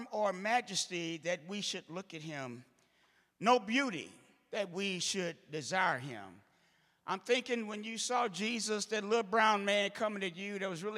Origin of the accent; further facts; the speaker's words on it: St. Louis, Missouri, United States; I'm from St. Louis